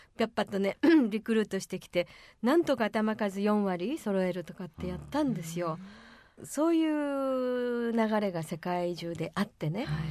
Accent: Hyogo, Japan; 私、兵庫県ですからね

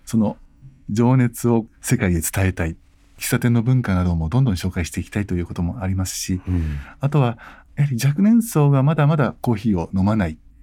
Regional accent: Yokohama, Kanagawa, Japan; now in Tokyo, Japan; 私は横浜で生まれ

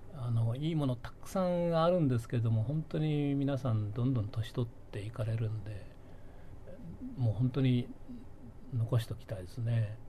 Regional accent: Tokyo, Japan; もともとはあの銀座通りの2丁目にいましたんで、ええ、今のブルガリがあるところが昔店だったもんですから

